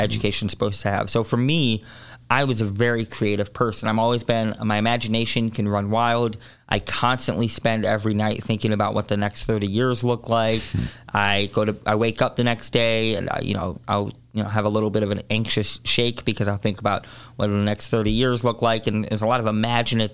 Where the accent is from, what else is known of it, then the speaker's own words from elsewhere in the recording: Chicago, Illinois, United States; born and raised in Hyde Park